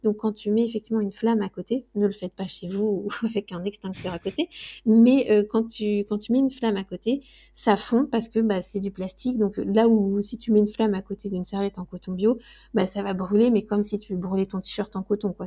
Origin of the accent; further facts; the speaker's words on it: Loir-et-Cher, Centre-Val de Loire, France; je viens du Loir-et-Cher